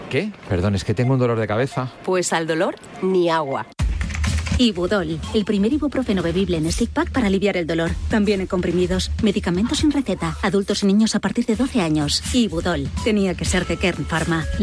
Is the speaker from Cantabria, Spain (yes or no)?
no; Community of Madrid, Spain; mira, yo soy madrileño y soy socio del Madrid desde hace 42 años